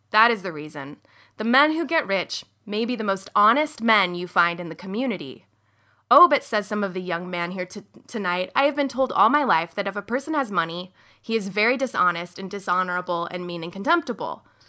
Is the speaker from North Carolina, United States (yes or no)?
no; outside of Sacramento, California, United States; I grew up outside of Sacramento in a pretty, um, conservative, evangelical, and Mormon, affluent community